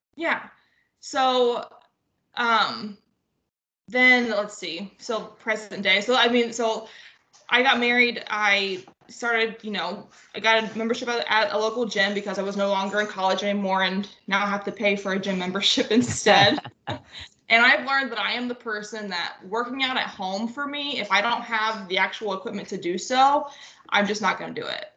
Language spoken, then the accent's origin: English; northwest Ohio, United States; I am from Ohio, just small town northwest Ohio okay. and um, grew up with three sisters.